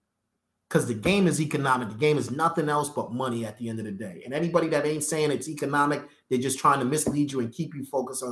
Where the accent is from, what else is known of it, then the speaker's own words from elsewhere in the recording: Boston, Massachusetts, United States; also born or lived in New York; now in Atlanta, United States; I'm from Boston